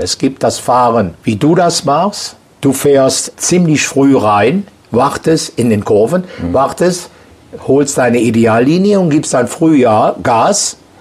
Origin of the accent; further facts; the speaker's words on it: Aachen, North Rhine-Westphalia, Germany; Ich bin aus Aachen